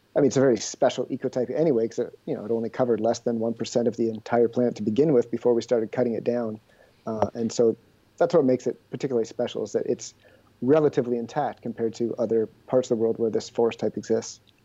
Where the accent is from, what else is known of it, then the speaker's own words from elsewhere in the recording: Ontario, Canada; moved away as an adult; also born or lived in British Columbia; now in Quebec, Canada; I grew up in Ontario